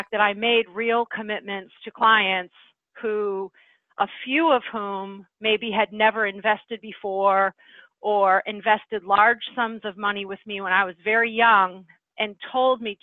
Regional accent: Midwest, United States; moved away as an adult; also born or lived in New England; I was from the Midwest

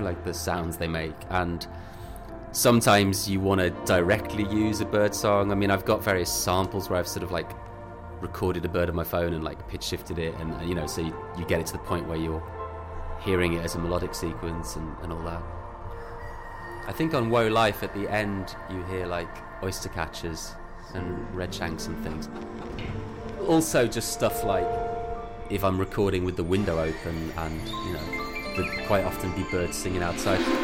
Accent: Birmingham, West Midlands, United Kingdom; I grew up around Birmingham Way

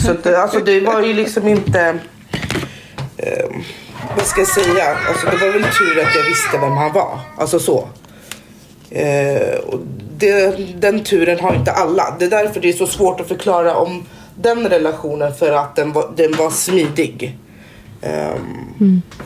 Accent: Conakry, Guinea; now in Sweden; ursprungligen kommer jag från Conakry eh, som ligger i Västafrika.

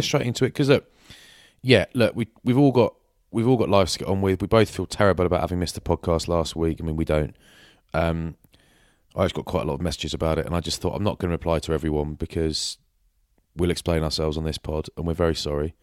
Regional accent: England, United Kingdom; I'm English

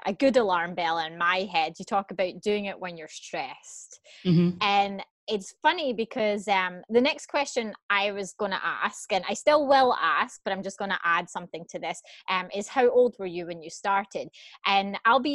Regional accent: Scotland, United Kingdom; now in Canada; I'm Scottish, but I live in Canada

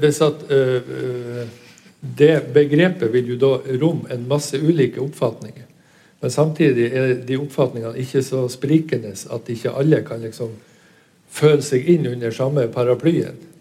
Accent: Northern Norway, Norway; vi er fra Nord-Norge

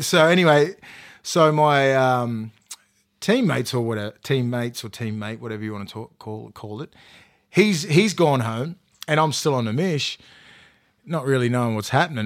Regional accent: Toronto, New South Wales, Australia; I'm from Toronto West

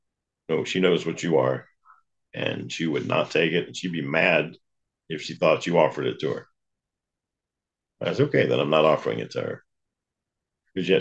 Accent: the South, United States; I grew up in the South

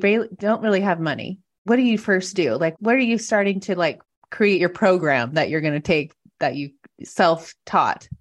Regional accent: Washington, United States; moved away as an adult; also born or lived in Montana; now in San Diego, United States; I grew up in Washington, met somebody, moved to Montana

